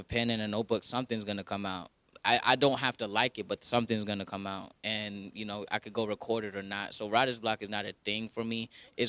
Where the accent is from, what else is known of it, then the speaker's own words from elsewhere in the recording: Kenya; And I'm Kenyan, you know. So I sucked at cross country and I'm Kenyan.